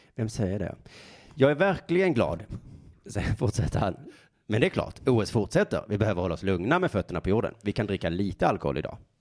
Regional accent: Sweden

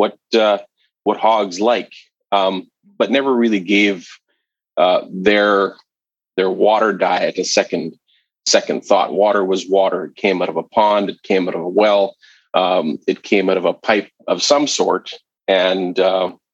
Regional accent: southern Manitoba, Canada; moved away as an adult; a company here in southern Manitoba, where I grew up in Canada. I no longer live here per se

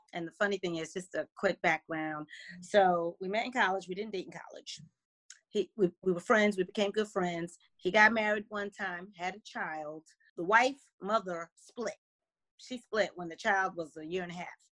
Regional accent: New Jersey, United States; now in Washington, D.C. area, United States; I'm originally from New Jersey

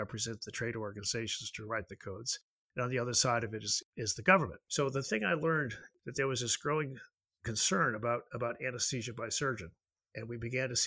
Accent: Nashville, Tennessee, United States; I'm from Nashville

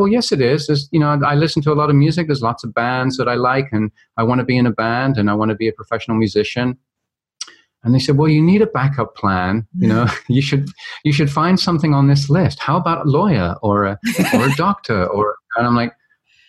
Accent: London, United Kingdom; I grew up in London, England, and went to a very traditional school

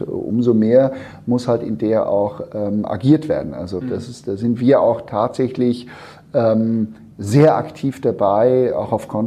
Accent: Switzerland; moved away as an adult; also born or lived in United States; now in Hamburg, Germany; ich bin äh, gebürtiger Schweizer, das hört man zum Teil nicht mehr, aber ich bin tatsächlich die ersten 20 Jahre, Jahre in, der, in der Schweiz aufgewachsen und äh, habe dann später in den Staaten studiert

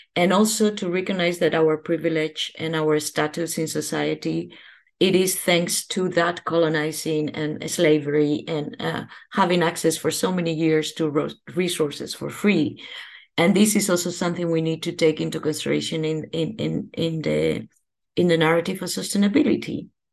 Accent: Spain; now in Netherlands; I am from Spain.

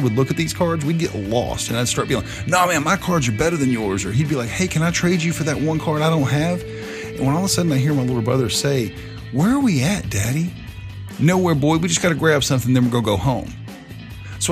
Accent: the South, United States; I'm from the South. I've lived here my entire life

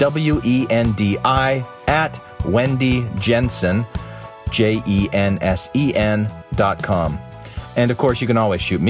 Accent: Arizona, United States; I grew up in Arizona

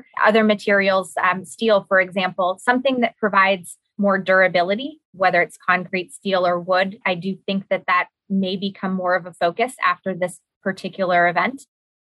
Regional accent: California, United States; I am from California

